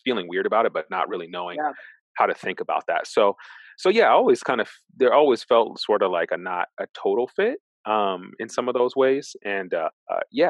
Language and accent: English; Lynnwood, Washington, United States; moved away as an adult; also born or lived in Boston; now in Memphis, United States; I grew up in North Seattle, a suburb called Linwood, Washington.